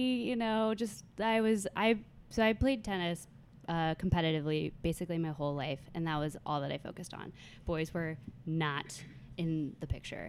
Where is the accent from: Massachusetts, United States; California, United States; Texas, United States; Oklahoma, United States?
California, United States; moved away as an adult; now in New York, United States; I am originally from California.